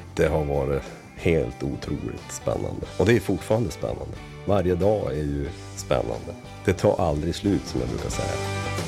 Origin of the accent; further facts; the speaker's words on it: inland Västerbotten, Västerbotten County, Sweden; also born or lived in Lycksele / Luleå; Jag är född i, i Västerbottens inland